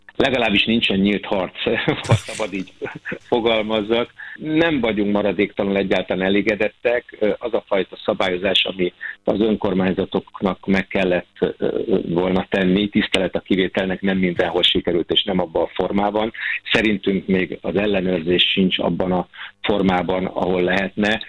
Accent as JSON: {"language": "Hungarian", "country": "Hungary", "said": "mint magyar állampolgár"}